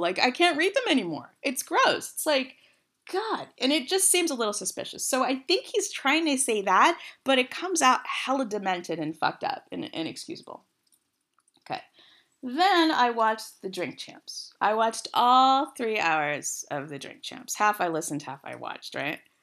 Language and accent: English; West Coast, United States; I'm from the West Coast. I said hella